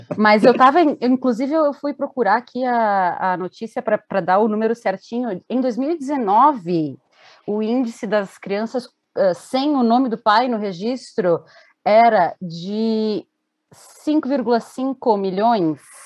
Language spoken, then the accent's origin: Portuguese; Brazil; eu sou brasileira